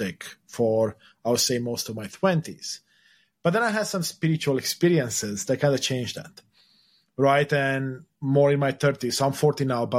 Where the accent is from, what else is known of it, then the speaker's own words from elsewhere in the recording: Romania; moved away; the place I was born in, Romania, was a communist country until the 90s.